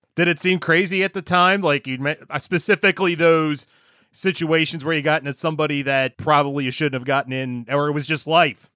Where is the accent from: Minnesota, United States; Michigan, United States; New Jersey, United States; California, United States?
New Jersey, United States; Gloucester County; I grew up in South Jersey, more you know Gloucester County